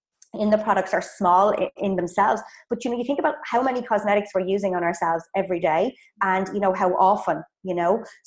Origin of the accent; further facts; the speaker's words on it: Ireland; moved away as an adult; also born or lived in Dublin; I'm from Ireland, if you heard from the accent